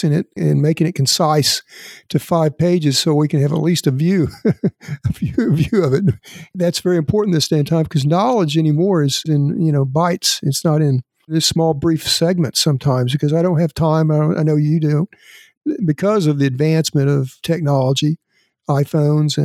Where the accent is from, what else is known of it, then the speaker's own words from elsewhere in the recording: Elk City, Oklahoma, United States; my hometown of Elk City